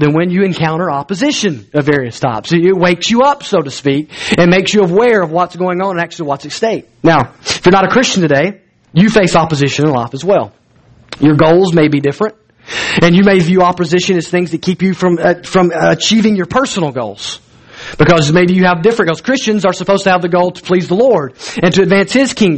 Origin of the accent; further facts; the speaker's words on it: Alabama, United States; I'm from Alabama